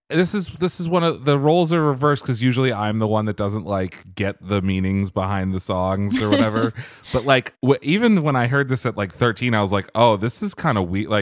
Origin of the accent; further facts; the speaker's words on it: Norway; English is a second language; Our first goal, our main goal actually, was to make it in Denmark and in my home country of Norway.